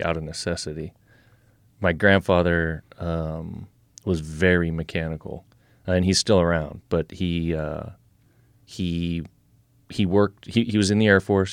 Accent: Nebraska, United States; we are here in Nebraska, you know, pretty much right where we're sitting right now. Uh, we moved out here when I was eight, nine years old

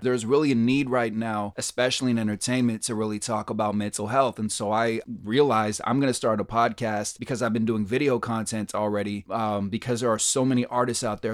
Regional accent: Berkeley, California, United States; moved away as an adult; now in New York, United States; I grew up in a very diverse neighborhood and, and city, uh, Berkeley, California. Shout out to Berkeley, my hometown.

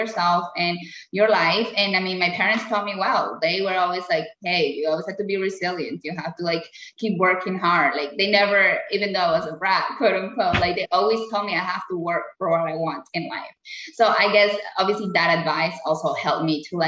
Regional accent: Colombia; now in United States; I had a really good life in Colombia, really, really good life in Colombia

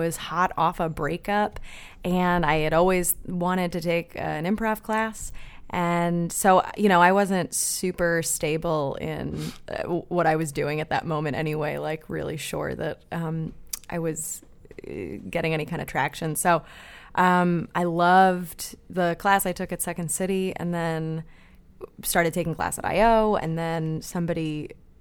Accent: Long Island, New York, United States; moved away as an adult; now in Chicago, United States; I grew up on Long Island

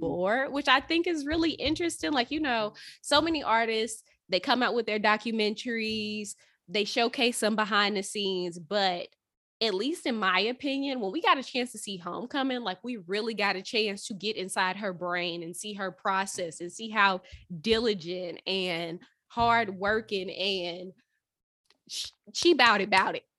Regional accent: St. Louis, Missouri, United States; moved away as an adult; now in California, United States; I'm from Saint Louis

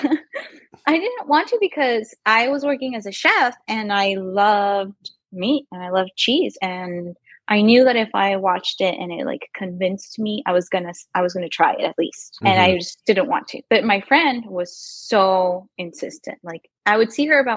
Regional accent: Ciudad Acuña, Coahuila, Mexico; moved away as an adult; also born or lived in New York; now in Del Rio, United States; I am in Del Rio, Texas, which is right on the border with Mexico, where I was born in Acuña, which is right across the border where I am from right now

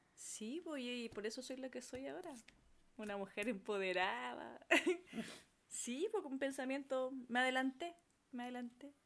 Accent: Cartagena, Valparaíso, Chile; mis vacaciones y gran parte de mi infancia fueron en Cartagena. Barrio popular de Cartagena

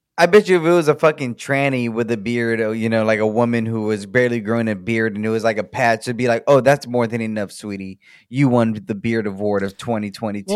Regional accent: United States; for us as the American people, we pay into, into ERCOT

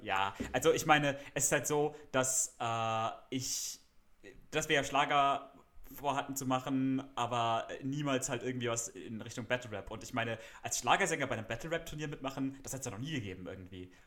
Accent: Freiburg, Baden-Württemberg, Germany; ich studiere Musik in meiner Heimatstadt Freiburg an der Musikhochschule

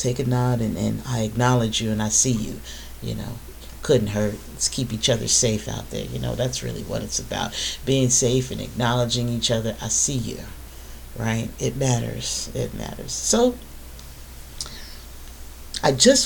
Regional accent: the North, United States; I'm not from the South, I'm from the North, right? I'm from the North

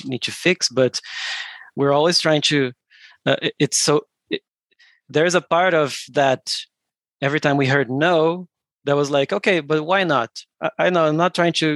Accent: Brazil; we're from Brazil

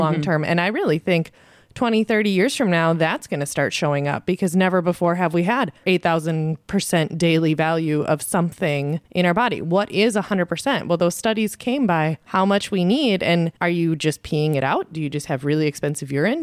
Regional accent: South Dakota, United States; moved away; when I grew up in South Dakota

